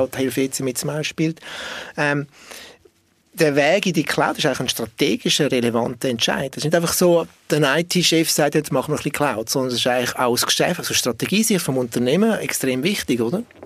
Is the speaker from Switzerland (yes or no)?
yes; Switzerland; als Schweizer Bünzli